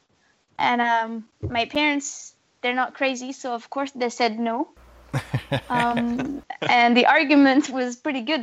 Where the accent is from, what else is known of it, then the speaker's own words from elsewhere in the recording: the Alps, France; I grew up in the Alps in France